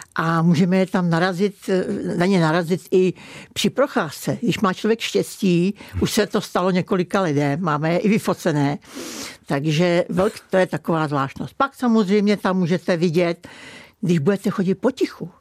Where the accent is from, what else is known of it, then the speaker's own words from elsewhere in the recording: Kokořín, Central Bohemian Region, Czechia; No, tak já jsem přímo z Kokořínska a přímo z Kokořína. Takže já jsem vlastně v centru, eh, Kokořínské oblasti a jsem tam od narození